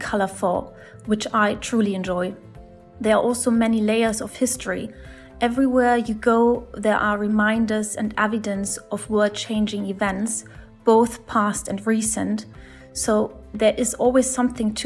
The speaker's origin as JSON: {"language": "English", "region": "Berlin", "country": "Germany", "tie": "born or raised there", "said": "I was born in Berlin and I grew up in the heart of the city"}